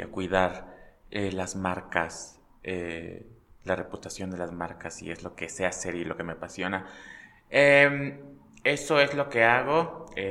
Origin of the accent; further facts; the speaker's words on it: Pachuca, Hidalgo, Mexico; yo soy de Pachuca, nací en Pachuca